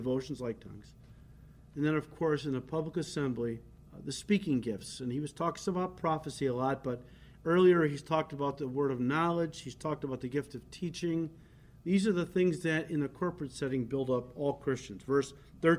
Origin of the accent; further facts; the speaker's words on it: United States; first language English; As an American, of course, we have grown up with our language, English